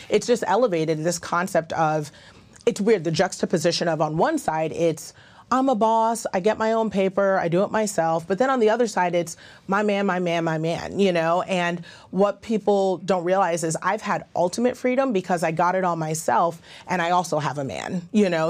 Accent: Ghana; I'm Ghanaian, that's how we were raised

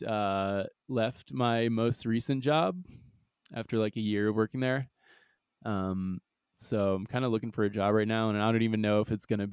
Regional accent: Long Island, New York, United States; also born or lived in St. Thomas, U.S. Virgin Islands; I like basically moved to upstate New York, but rather like Long Island

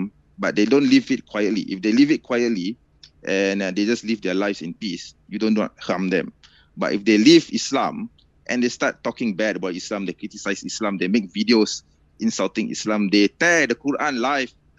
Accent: Malaysia; also born or lived in United States; I was born in the United States. Okay, I was born. I'm actually technically I am an American. I have an American expired American passport somewhere actually, but I'm a Malaysian and I'm not fleeing to the United States, the land of my birth. No, I'm still in Malaysia.

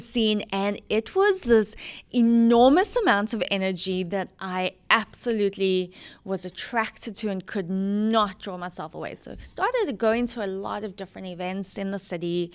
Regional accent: Johannesburg, Gauteng, South Africa; born or raised there; moved away as an adult; also born or lived in Kentucky / Dallas, Texas; now in Atlanta, United States

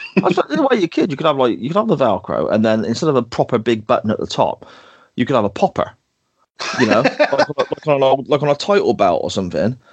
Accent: Gloucester, South West England, United Kingdom; my home city or my hometown's Guild Hall

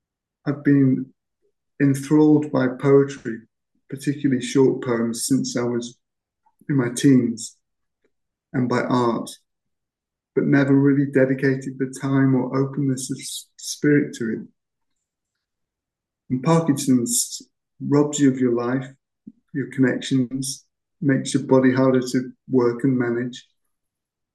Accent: Cheshire, North West England, United Kingdom; moved away as an adult; also born or lived in Hertfordshire; I'm actually from Cheshire.

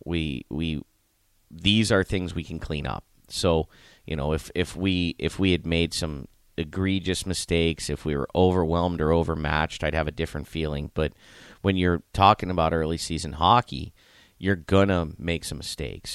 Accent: Youngstown, Ohio, United States; I grew up in Youngstown, Ohio

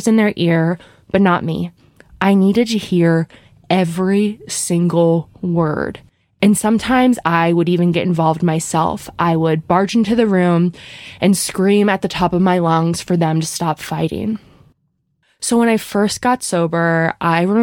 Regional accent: Bryn Mawr, Pennsylvania, United States; I grew up outside of Philadelphia in a suburb called Bryn Mawr

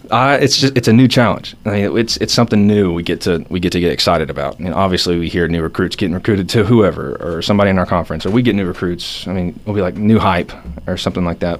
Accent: Atlanta, Georgia, United States; I'm from Georgia, Atlanta

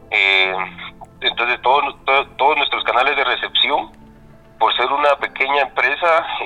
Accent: Chimaltenango, Guatemala; tengo 25 años y soy de Chimaltenango.

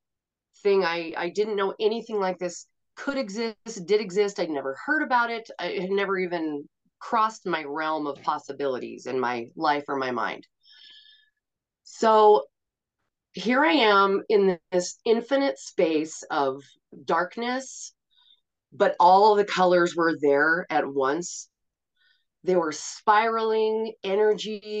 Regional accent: Montana, United States; also born or lived in Portland; I live in Montana, and I grew up in Montana

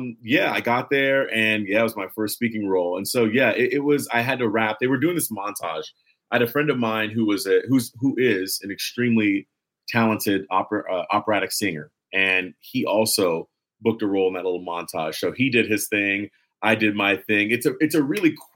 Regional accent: Los Angeles, California, United States; Los Angeles. I'm from here

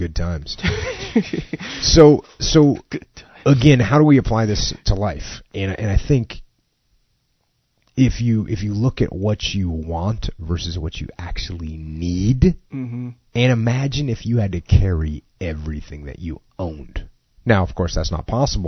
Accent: New England, United States; moved away; I grew up in New England

